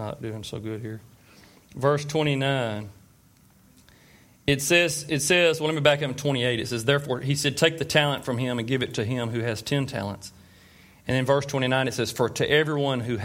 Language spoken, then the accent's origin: English; Tyler, Texas, United States; I was born and raised right here in Tyler